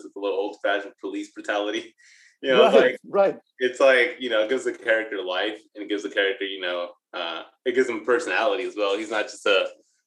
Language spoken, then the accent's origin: English; Bay Area, California, United States; now in Sacramento, United States; I live here in Sacramento, but I grew up in the Bay Area